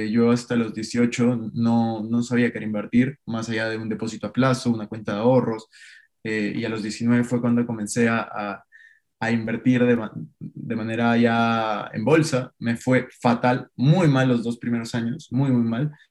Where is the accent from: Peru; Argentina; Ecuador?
Peru; moved away as an adult; now in Madrid, Spain; Ahora estoy viviendo en Madrid, eh, yo soy de Perú, como les decía, estoy haciendo una maestría aquí, un MBA